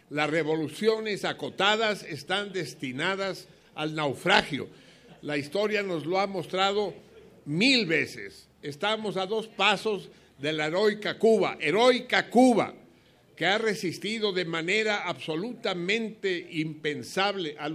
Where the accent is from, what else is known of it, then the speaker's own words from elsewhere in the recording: Mexico; Somos mexicanos, somos patriotas, nos duele México